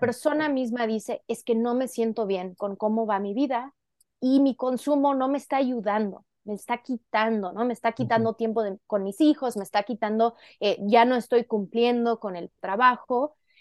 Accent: Coatepec, Veracruz, Mexico; moved away; yo nací aquí cerca de Coatepec, Veracruz, donde ahora vivo de nuevo

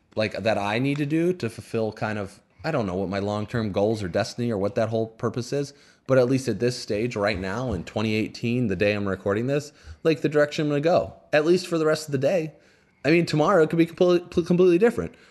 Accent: Indiana, United States; I grew up in Indiana

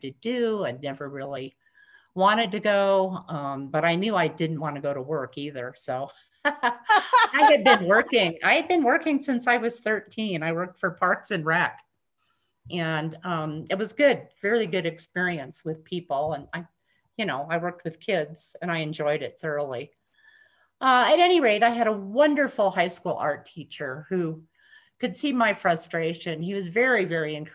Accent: Montana, United States; moved away as an adult; also born or lived in Minnesota; growing up in Montana

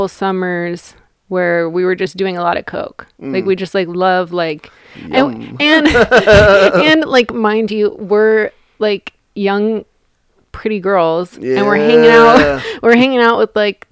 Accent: Eugene, Oregon, United States; moved away as an adult; also born or lived in Washington; now in Southern California, United States; I'm from Eugene

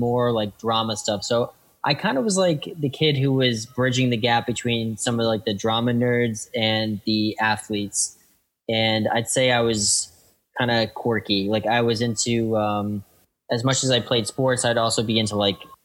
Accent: Lexington, Massachusetts, United States; I grew up in a small town outside of Boston called Lexington, Massachusetts.

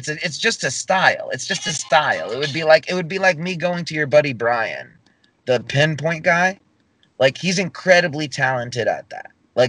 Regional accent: the South, United States; You know, I'm from the South, you know, if you didn't know that.

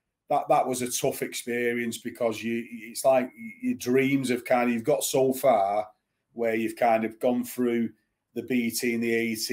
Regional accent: Bolton, North West England, United Kingdom; also born or lived in Manchester, United Kingdom / Exeter, United Kingdom; Growing up in Bolton and Manchester

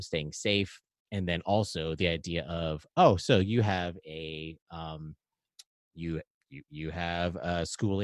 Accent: Hawaii, United States; also born or lived in Alaska; now in Maryland, United States; I'm from Hawaii

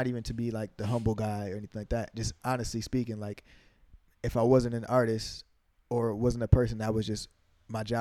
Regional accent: Amherst, New York, United States; also born or lived in Buffalo, New York; I came up from Waynesville, from East Amherst

